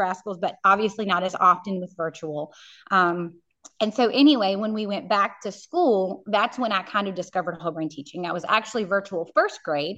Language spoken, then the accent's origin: English; Central Virginia, United States; I'm from Central Virginia